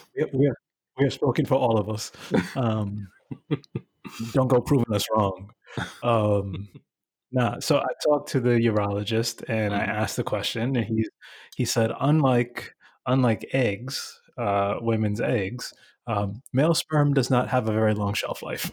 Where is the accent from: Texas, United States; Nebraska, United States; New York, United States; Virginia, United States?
New York, United States; New York City; I'm the kid from Bushwick